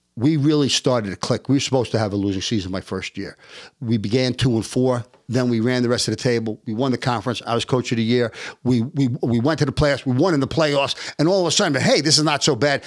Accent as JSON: {"language": "English", "region": "New York", "country": "United States", "tie": "born or raised there", "also_born_or_lived": "Omaha", "moved": "as an adult", "said": "I'm born and raised in New York. I spent most of my life in New York."}